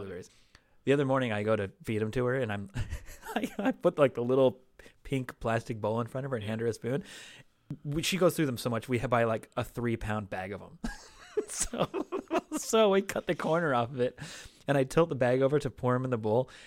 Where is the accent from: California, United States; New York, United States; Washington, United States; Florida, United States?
Washington, United States; Seattle; now in Los Angeles, United States; growing up in Seattle